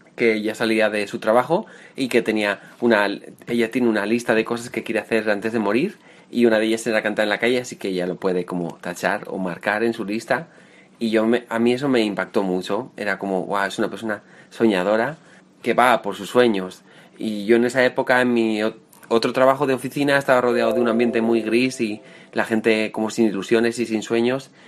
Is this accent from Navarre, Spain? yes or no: yes; Navarre, Spain; moved away as an adult; now in Madrid, Spain; nací en un pueblo de Navarra, al norte de España, llevo 7 años viviendo en Madrid